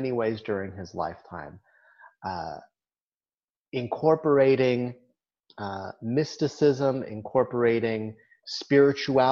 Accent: near Boulder, Colorado, United States; moved away; when I was growing up near Boulder

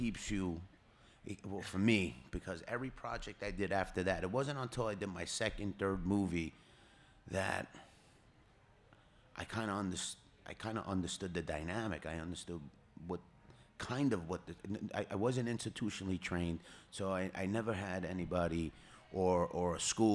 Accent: New York City, New York, United States; I was born and raised on Arthur Avenue in the Bronx.

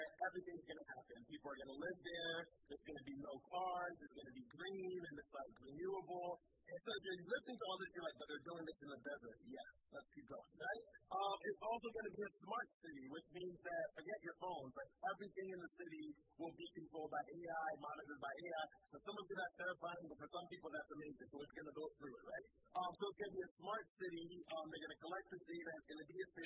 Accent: United States; I'm an American

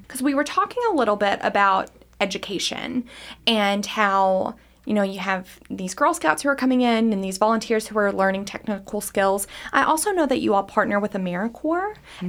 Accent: Greensburg, Kentucky, United States; I'm from Greensburg, Kentucky

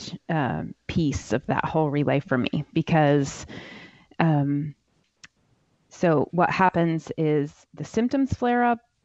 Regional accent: Ohio, United States; now in South Carolina, United States; Where I grew up in Ohio

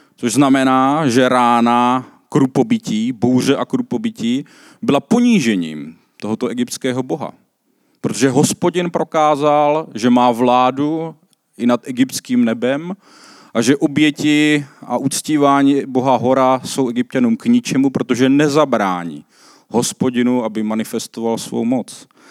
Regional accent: South Moravian Region, Czechia; já jsem z Jižní Moravy

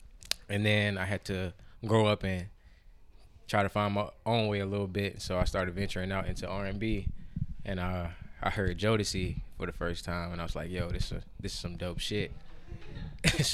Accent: Columbia, South Carolina, United States; moved away as an adult; now in Clemson, United States; I am from Columbia, South Carolina, representing the 803. I reside in the 864 right now. I attend school in Clemson University

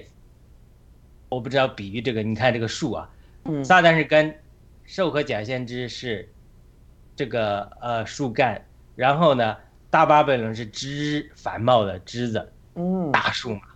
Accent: China; now in United States; 我们家乡农村砍树

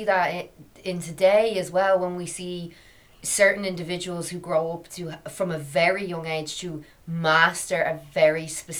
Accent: Ireland; as Irish people

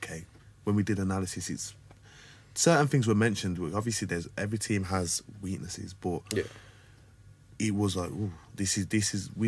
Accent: Wolverhampton, West Midlands, United Kingdom; born or raised there

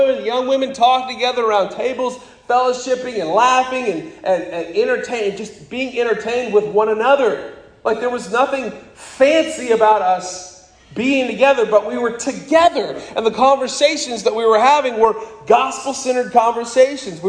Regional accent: Wright, Wyoming, United States; when I was growing up in Wyoming, the largest other church in Wright, Wyoming was the Mormon Church.

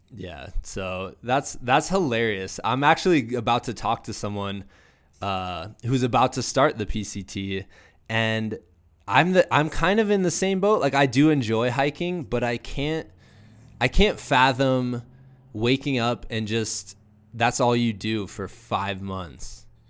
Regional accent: Iowa, United States; I'm also from Iowa

